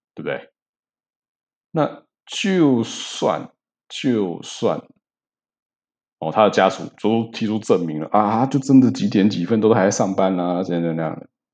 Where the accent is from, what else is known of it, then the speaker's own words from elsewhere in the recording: Taiwan; 我台湾人